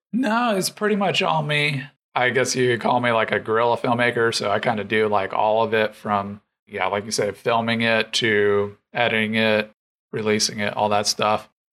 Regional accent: Arizona, United States; also born or lived in North Carolina; now in Atlanta, United States; I was born and raised in Arizona, and then I lived in North Carolina for a good while. But now I'm in Atlanta

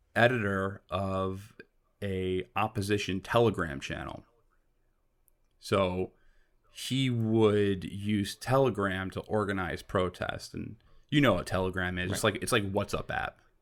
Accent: New York, United States; I'm from New York

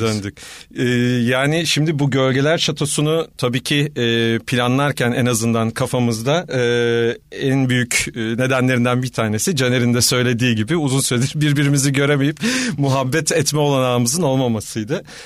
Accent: Istanbul, Turkey; moved away as an adult; now in Ankara, Turkey; ben bir İstanbulluyum aslen

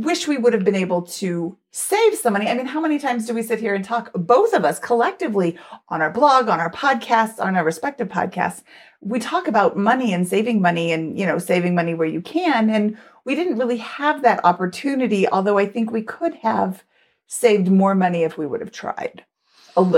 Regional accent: United States; I'm American

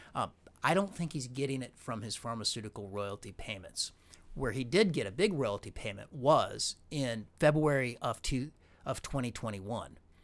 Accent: Illinois, United States; I'm from Illinois.

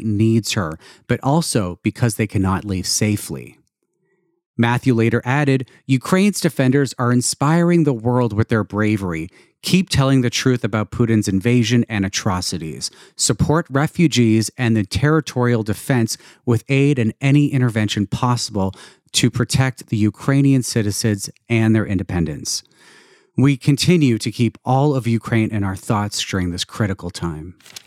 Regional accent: Toronto, Ontario, Canada; Toronto, my hometown

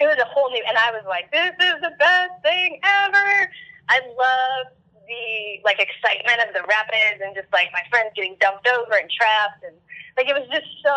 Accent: Evansville, Indiana, United States; I ended up staying in my hometown and going to a college called the University of Southern Indiana

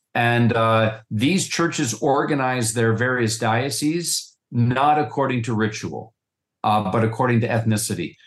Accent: Western Pennsylvania, United States; I'm from Western PA

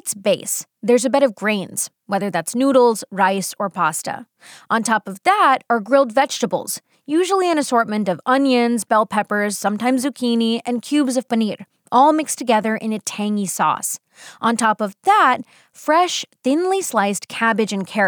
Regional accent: United States; I, on the other hand, was born and raised in the U.S., but I grew up eating Indian food

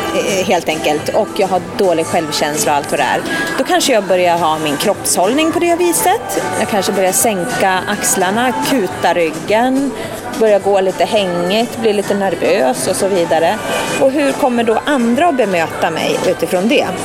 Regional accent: Stockholm, Stockholm County, Sweden; Vi är på mina hemtrakter

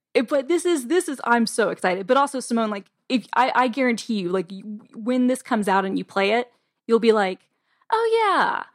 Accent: Atlanta, Georgia, United States; I'm from Atlanta

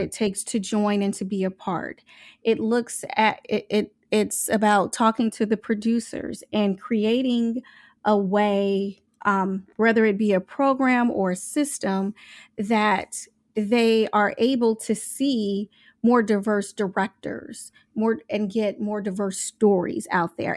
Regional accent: Omaha, Nebraska, United States; I'm from Omaha, Nebraska.

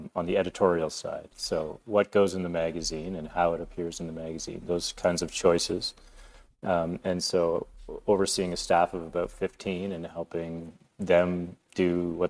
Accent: Lakefield, Ontario, Canada; also born or lived in Peterborough, Ontario; now in Toronto, Canada; I was born in Peterborough, Ontario. Mom and dad, older brother. My dad's a civil engineer. My mom was a veterinarian, and we moved to Lakefield, an even smaller town, a few years later. And I grew up there

